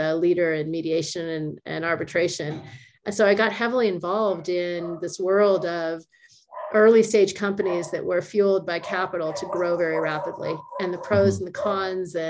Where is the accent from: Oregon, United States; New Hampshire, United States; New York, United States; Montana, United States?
Oregon, United States; moved away; also born or lived in California / Los Angeles; I was born in California, but I grew up in Oregon